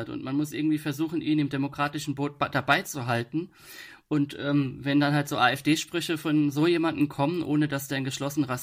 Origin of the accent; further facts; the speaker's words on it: Rhineland-Palatinate, Germany; accent: Palatinate dialect; und da habe ich dann natürlich im pfälzischen Dialekt ge